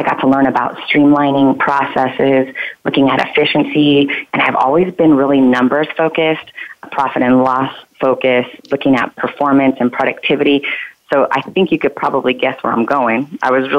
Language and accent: English; Los Angeles, California, United States; moved away as an adult; also born or lived in Arizona; I am from California. I was born and raised in California, Los Angeles